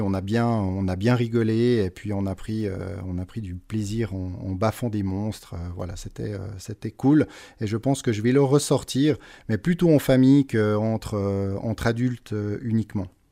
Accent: Switzerland; Je suis né en Suisse. J'ai vécu toute ma vie jusqu'à aujourd'hui en Suisse

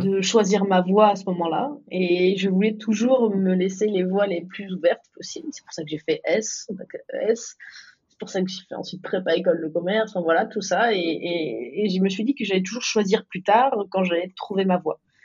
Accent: Dijon, Bourgogne-Franche-Comté, France; moved away as an adult; also born or lived in New York; je viens de Dijon

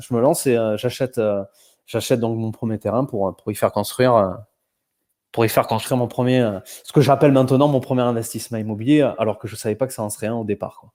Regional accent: south-west France, France; accent: petit accent du Sud-Ouest; j'ai un petit accent du Sud-Ouest

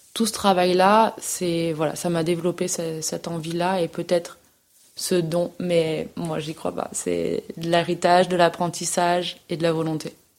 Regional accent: Nîmes, Occitania, France; moved away as an adult; je suis née à Nîmes. Euh, euh, dans le sud. Donc euh, j'ai vécu 18-19 ans à Nîmes, où j'ai fait toutes mes études.

